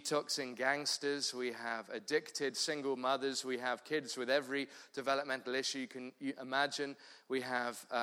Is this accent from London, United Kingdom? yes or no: yes; London, United Kingdom; moved away as an adult; now in Cape Town, South Africa; I'm from London originally, southeast London